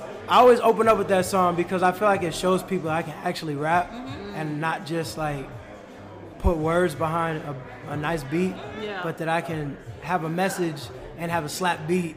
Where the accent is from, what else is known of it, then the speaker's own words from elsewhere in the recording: Bloomington, Illinois, United States; I'm born and raised in Bloomington.